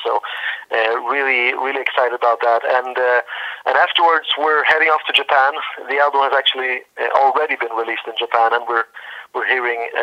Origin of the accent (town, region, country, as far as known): Sweden; born or raised there